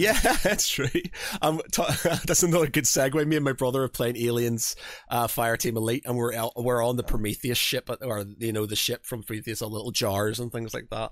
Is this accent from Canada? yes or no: no; Northern Ireland, United Kingdom; moved away; I come from Northern Ireland. Religion was, is a big thing over there